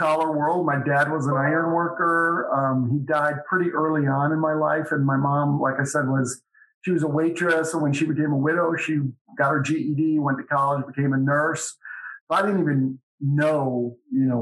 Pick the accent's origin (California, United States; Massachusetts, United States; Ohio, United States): Ohio, United States; Cleveland; moved away as an adult; also born or lived in Colorado Springs, Colorado / Dayton, Ohio / Cincinnati, Ohio / Orlando, Florida; now in Knoxville, United States; I grew up in Cleveland